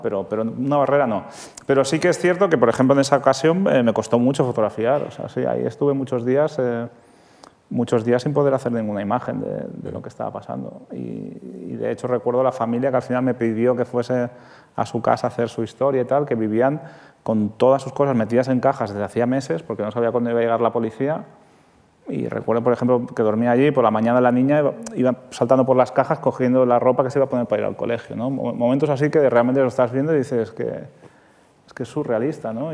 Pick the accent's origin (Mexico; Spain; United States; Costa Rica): Spain; Santa Coloma de Gramenet, Catalonia; que yo soy de Santa Coloma de Gramanet